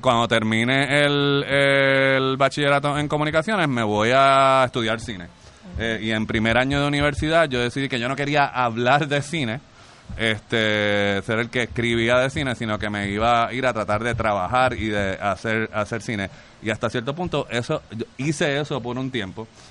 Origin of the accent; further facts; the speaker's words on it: Carolina, Puerto Rico; yo soy de Carolina